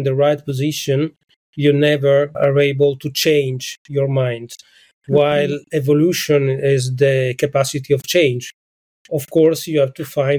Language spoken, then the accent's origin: English; Nuoro, Sardinia, Italy; now in Venice, Italy; I come from Sardinia, that is a big island, but an island in the center of the Mediterranean Sea, and I come from the center of Sardinia. It means that from Nuoro, that is a small town in the center of Sardinia